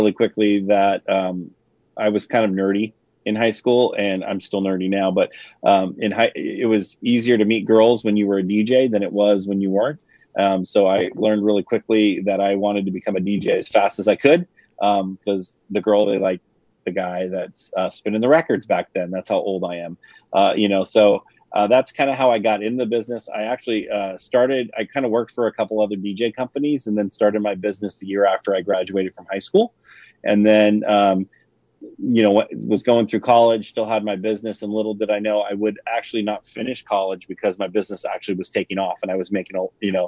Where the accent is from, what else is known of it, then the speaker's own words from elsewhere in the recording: Livermore, California, United States; I'm in a little town called Livermore, California. So we're about 45 minutes east of San Francisco, and we have a lot of ranches and a lot of farming, that kind of stuff out here. But the wine industry is really taking over our area. So we, we had a couple wineries when I was a kid.